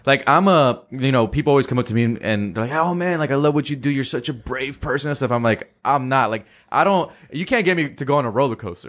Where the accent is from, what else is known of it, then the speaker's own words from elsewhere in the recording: California, United States; growing up in California